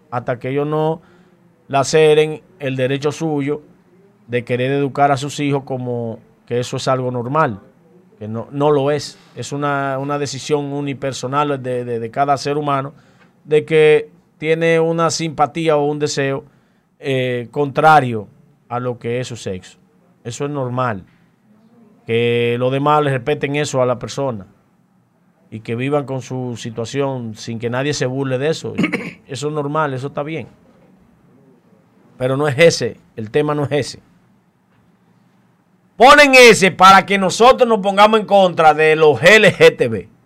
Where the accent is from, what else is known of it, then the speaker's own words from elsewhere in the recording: Dominican Republic; Yo soy turista, yo estoy aquí, yo eh, vine de República Dominicana.